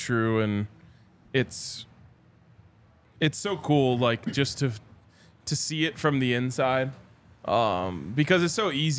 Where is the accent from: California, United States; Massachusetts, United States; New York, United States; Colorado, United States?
Colorado, United States; Boulder; I grew up in Boulder. I went to CU. I love those two places dearly.